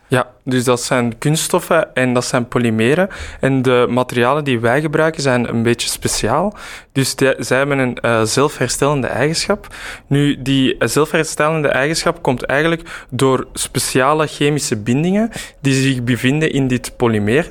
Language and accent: Dutch; Mechelen, Flanders, Belgium; moved away as an adult; also born or lived in Brussels; mijn roots liggen eigenlijk in Mechelen. Dus eh, ik ben teruggekeerd